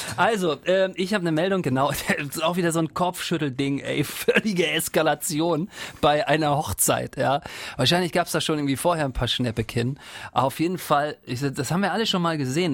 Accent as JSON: {"language": "German", "region": "eastern Germany", "country": "Germany", "said": "ich komme ja aus dem Osten"}